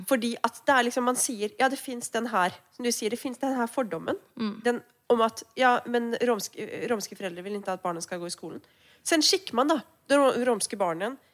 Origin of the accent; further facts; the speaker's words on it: Norway; now in Sweden; jeg kommer jo fra Norge